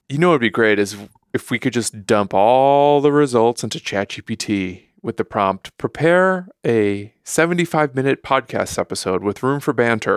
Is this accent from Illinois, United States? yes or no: yes; Chicago, Illinois, United States; I'm from Chicago, so, like, ketchup is kind of persona non grata where I'm from